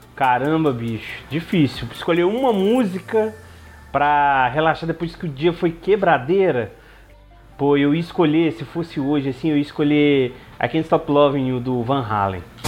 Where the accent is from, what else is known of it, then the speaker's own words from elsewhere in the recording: Belo Horizonte, Minas Gerais, Brazil; eu nasci em Belo Horizonte, eu sou bem autêntico mineiro